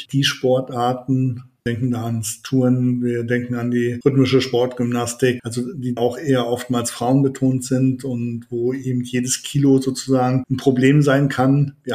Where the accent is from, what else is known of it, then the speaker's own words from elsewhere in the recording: Leipzig, Saxony, Germany; ich komme ja aus Leipzig und es gibt gerade an der Universität Leipzig